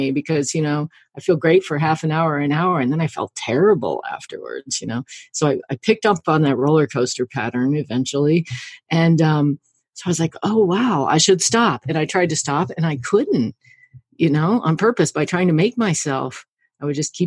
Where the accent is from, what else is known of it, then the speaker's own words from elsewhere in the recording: the Ozarks, United States; I grew up in the Ozarks and we were kind of farmy, horsey people